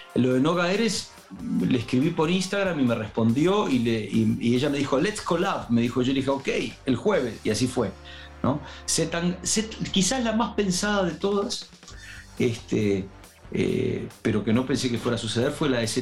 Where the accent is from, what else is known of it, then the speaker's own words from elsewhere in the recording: Uruguay; moved away; Me había ido de Uruguay y tenía nostalgia de mi tierra un poco.